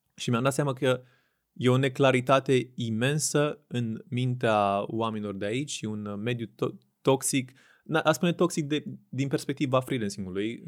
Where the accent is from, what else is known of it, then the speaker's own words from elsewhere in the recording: Craiova, Dolj, Romania; moved away as an adult; also born or lived in Bucharest; născut uh-huh. în Craiova, în uh-huh. 93. Um, am copilărit în Craiova până la 18 ani când am venit la facultate la București